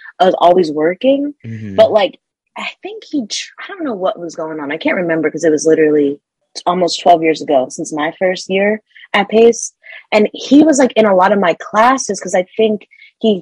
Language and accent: English; Delaware, United States; moved away as an adult; I grew up in Delaware